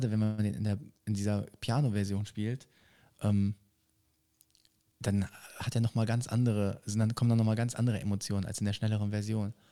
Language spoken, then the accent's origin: German; Düsseldorf, North Rhine-Westphalia, Germany; ich sage auch vorher, dass ich jetzt über meine Heimatstadt singe. Ähm, ich komme nicht von so weit weg, sondern nur aus Düsseldorf, aber ähm, auch die Zahlen, die wundervollste Stadt am Rhein.